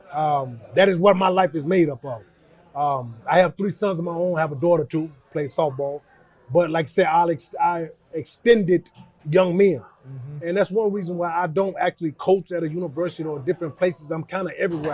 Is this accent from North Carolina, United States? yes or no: yes; Charlotte, North Carolina, United States; I grew up in West Charlotte